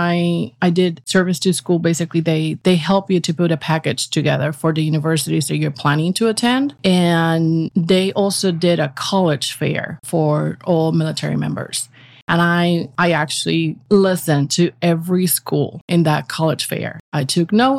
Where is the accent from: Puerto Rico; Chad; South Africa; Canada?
Puerto Rico; moved away as an adult; also born or lived in Virginia / Texas; now in New York, United States; I was born in Puerto Rico